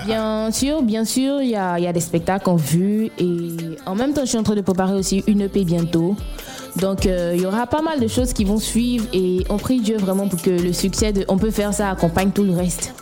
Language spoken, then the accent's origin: French; Bouaké, Vallée du Bandama, Côte d’Ivoire; je viens de Boaké